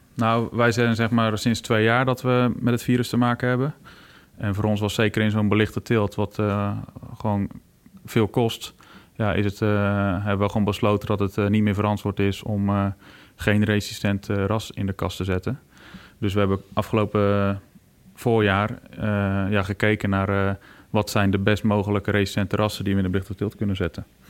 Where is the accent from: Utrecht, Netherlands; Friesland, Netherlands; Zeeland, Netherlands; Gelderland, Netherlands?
Friesland, Netherlands; also born or lived in Poortugaal, South Holland (near Rotterdam); ik ben nou officieel meer Fries als Hollander, zeggen ze dan. We zitten hier nou 21 jaar. Eh, maar we komen van oorsprong uit uh, Portugal